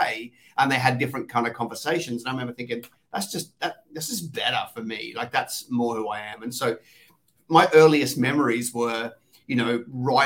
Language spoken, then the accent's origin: English; Australia; accent: Aussie; also born or lived in London, England; I sound Aussie